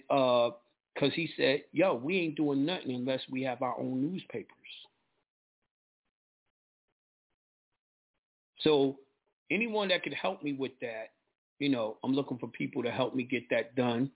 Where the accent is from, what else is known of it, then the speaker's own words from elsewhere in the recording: New York, United States; I'm from New York